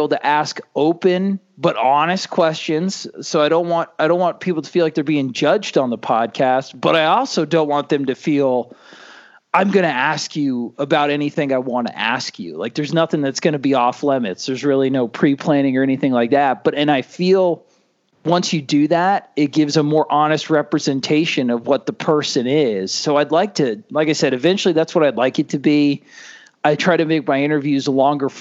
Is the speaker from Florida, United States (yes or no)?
yes; Cocoa Beach, Florida, United States; now in Iowa, United States; I grew up in Cocoa Beach